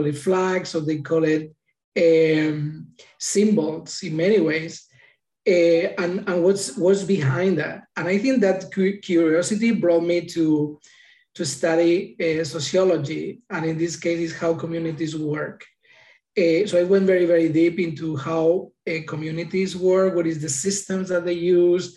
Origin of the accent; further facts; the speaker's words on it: Madrid, Community of Madrid, Spain; now in United States; I was born in Madrid, Spain